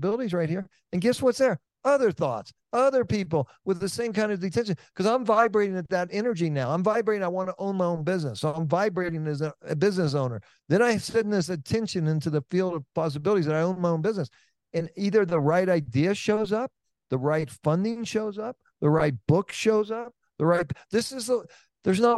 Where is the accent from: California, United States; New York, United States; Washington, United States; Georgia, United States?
California, United States; Oakland; I'm from Oakland, California